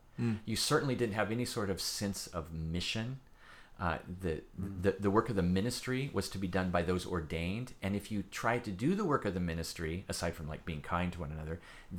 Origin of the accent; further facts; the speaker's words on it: United States; I'm first and foremost a Christian who happens to be American, but I love the fact that I'm American also.